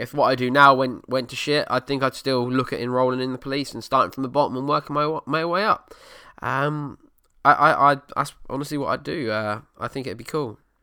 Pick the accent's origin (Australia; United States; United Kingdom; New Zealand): United Kingdom; Essex, East of England; the banter you get from being an Essex boy and being from Essex